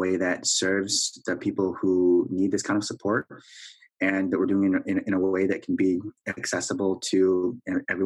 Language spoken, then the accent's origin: English; Wisconsin, United States; moved away as an adult; also born or lived in Korea; now in Minneapolis, United States; I was born in Korea, placed for adoption when I was 3.5 years old, and raised in Wisconsin